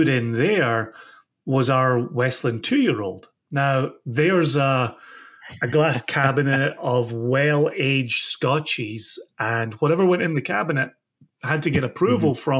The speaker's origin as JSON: {"language": "English", "town": "Ayr", "region": "Scotland", "country": "United Kingdom", "tie": "born or raised there", "said": "I'm born and raised in Ayr, just 30, 35 minutes southwest of Glasgow."}